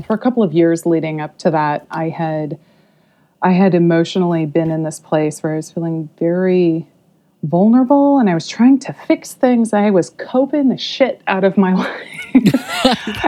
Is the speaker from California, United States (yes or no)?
yes; Modesto, California, United States; also born or lived in Hawaii / North Bay, California; I'm from California originally. Um, mm-hmm. I uh, escaped the uh, the upbringing in Modesto, California that I had